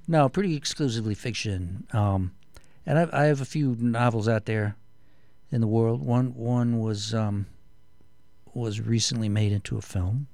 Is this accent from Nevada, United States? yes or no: no; Canton, Ohio, United States; also born or lived in New York; now in Connecticut, United States; I'm from the Midwest, uh, Canton, Ohio, which is Northeast Ohio